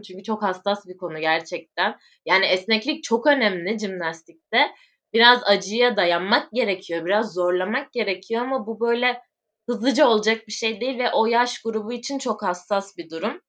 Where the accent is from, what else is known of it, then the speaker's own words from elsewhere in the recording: İzmir, Turkey; also born or lived in Urla; İzmirliyim. Ee, aslen baba tarafı Bulgaristan göçmeni. Bu şekilde şu anda Urla'da yaşıyorum